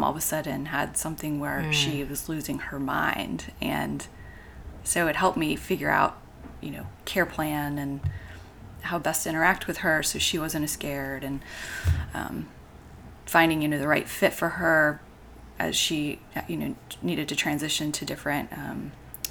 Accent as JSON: {"language": "English", "town": "Atlanta", "region": "Georgia", "country": "United States", "tie": "born or raised there", "also_born_or_lived": "Michigan / Chicago", "moved": "as an adult", "said": "I actually grew up here. In Atlanta."}